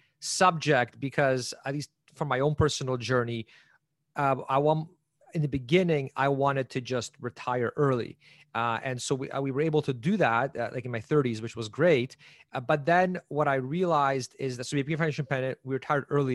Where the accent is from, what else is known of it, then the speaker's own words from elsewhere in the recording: Canada; also born or lived in Poland; So I'm actually from Poland originally. I was born there. We moved out of there back when it was still communist. And so I was in grade one, so around 6 years old when we came to Canada.